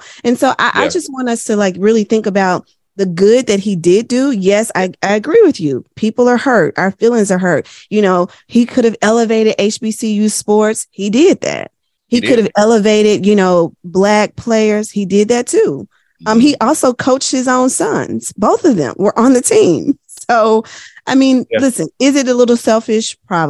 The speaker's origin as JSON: {"language": "English", "town": "Memphis", "region": "Tennessee", "country": "United States", "said": "I'm from Memphis."}